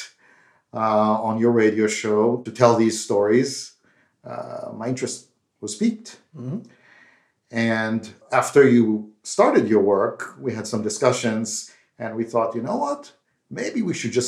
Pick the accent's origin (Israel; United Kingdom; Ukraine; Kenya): Israel; As you can tell by my accent, I'm not from India, but I grew up in Israel.